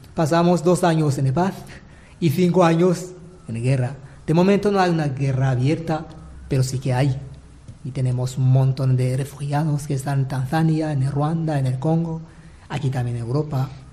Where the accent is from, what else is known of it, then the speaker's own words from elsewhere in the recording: Bururi Province, Burundi; moved away as an adult; now in Manises, Spain; Soy de Burundi, pues de la diócesis de Bururi por el sur del país